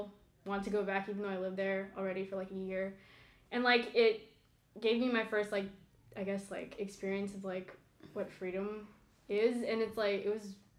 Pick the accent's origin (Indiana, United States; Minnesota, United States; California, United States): California, United States; American Canyon; moved away as an adult; now in New York City, United States; So I'm in the middle of New York City, and it's obviously super far from my hometown in the Bay Area.